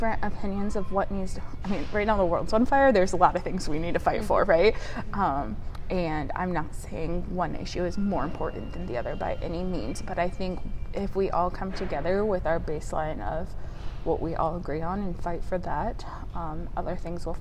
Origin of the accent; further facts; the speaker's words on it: Northeast Indiana, United States; So I grew up in Northeast Indiana, so I've lived here my entire life. I grew up in a small rural town of 200 people